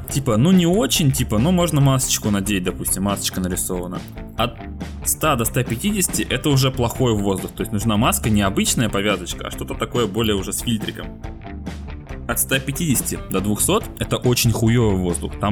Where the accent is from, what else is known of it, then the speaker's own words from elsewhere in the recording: Siberia, Russia; мы сидели вчера в баре с друзьями, и мы из Сибири, а девочка у нас с Дальнего Востока